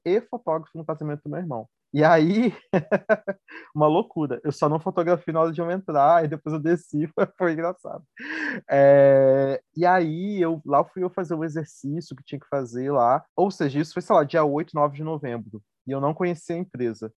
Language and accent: Portuguese; Campos dos Goytacazes, Rio de Janeiro, Brazil; moved away as an adult; now in Belo Horizonte, Brazil; eu sou de Campos do no Rio